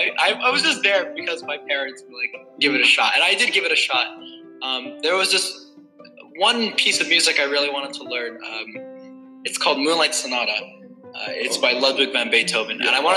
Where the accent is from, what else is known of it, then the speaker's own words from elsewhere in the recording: China; So I grew up in China, right?